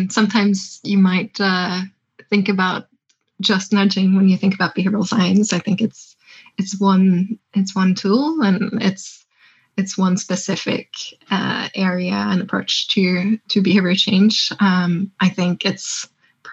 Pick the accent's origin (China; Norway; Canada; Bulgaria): Norway; Tromsø, Troms; it's my hometown. It's where I grew up. It's in the north of Norway